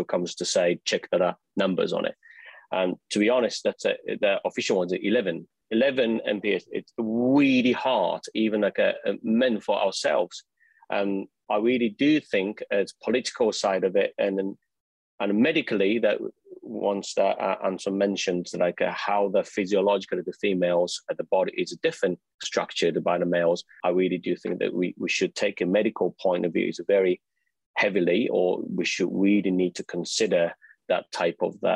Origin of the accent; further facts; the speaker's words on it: Japan; moved away; I come from Japan